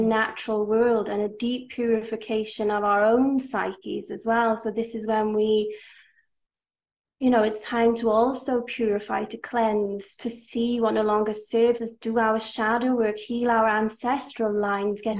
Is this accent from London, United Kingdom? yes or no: no; Wales, United Kingdom; I am from Wales. I am Welsh to a Welsh father and half Hungarian mother. I am now living in Wales